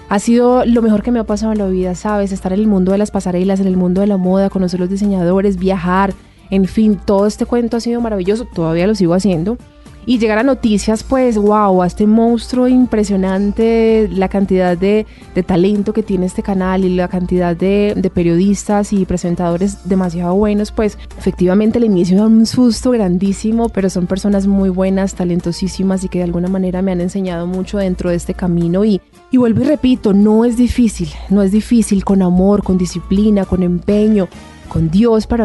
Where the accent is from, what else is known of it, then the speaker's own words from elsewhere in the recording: Antioquia, Colombia; Bueno, amo profundamente como buena paisa los frijoles, me encantan muchísimo.